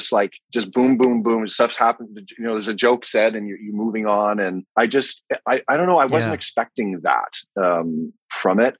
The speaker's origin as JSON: {"language": "English", "town": "Vancouver", "region": "British Columbia", "country": "Canada", "tie": "born or raised there", "said": "my hometown, Vancouver"}